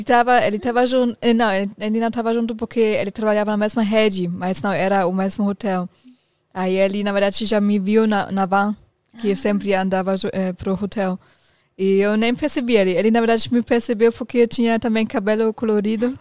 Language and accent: Portuguese; Germany; Portuguese is a second language; moved away as an adult; also born or lived in New Zealand; now in Brazil; eu, saí da Alemanha e fui para Nova Zelândia. Isso, na verdade, foi acho que a primeira vez que eu saí da Alemanha, porque quando você termina, termina a escola lá